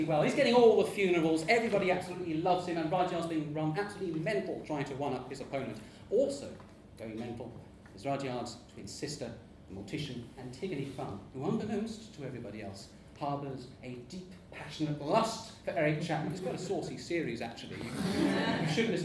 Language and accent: English; Portsmouth, South East England, United Kingdom; my hometown of Portsmouth